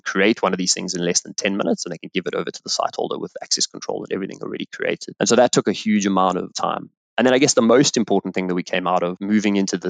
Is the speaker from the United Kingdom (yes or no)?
no; South Africa; also born or lived in Botswana; I grew up in South Africa